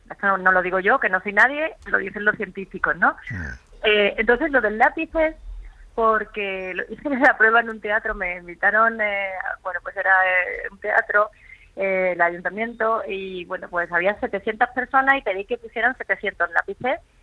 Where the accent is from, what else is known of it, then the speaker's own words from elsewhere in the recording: Málaga, Andalusia, Spain; moved away as an adult; now in Madrid, Spain; Aunque me siento malagueña por los cuatro costados, porque Málaga es mi tierra